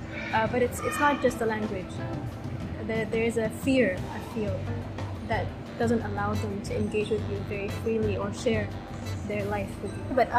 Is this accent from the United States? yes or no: no; Yemen; moved away as an adult; also born or lived in Kedah, Malaysia; now in Malaysia; I'm from Yemen. I've been living here for over 8 years. Not really. 9 years.